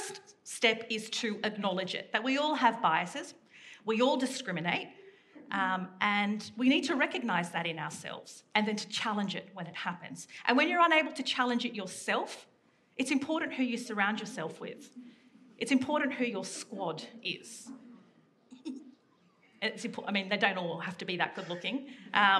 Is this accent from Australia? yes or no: yes; Sydney, New South Wales, Australia; I grew up in Western Sydney